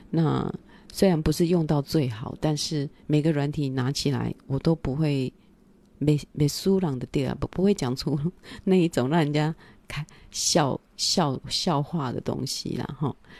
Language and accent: Chinese; Taiwan; moved away; also born or lived in France; 我们台湾人的个性